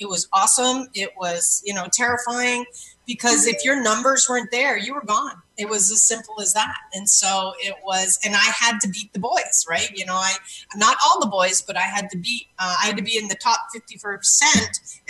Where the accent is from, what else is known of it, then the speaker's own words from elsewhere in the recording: Canada; Yeah, I'm Canadian, and Canadians apparently too.